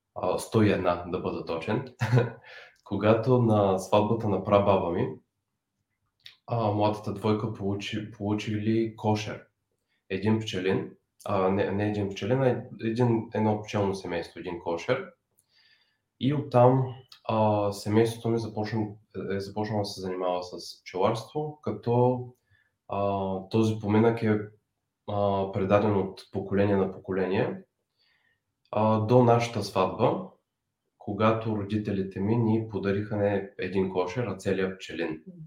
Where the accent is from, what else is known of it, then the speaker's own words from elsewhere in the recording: Bulgaria; moved away; also born or lived in San Francisco Bay Area; решихме, че ще се преместим в България. Аз да се завърна